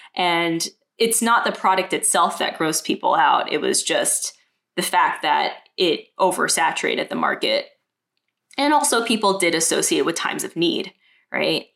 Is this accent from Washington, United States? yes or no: no; New York City, New York, United States; also born or lived in Manhattan; I was born and raised in Brooklyn, and my parents moved to America in the 70s.